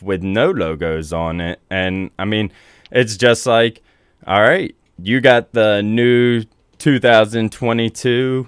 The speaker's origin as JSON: {"language": "English", "town": "Elkton", "country": "United States", "tie": "born or raised there", "said": "growing up in Elkton"}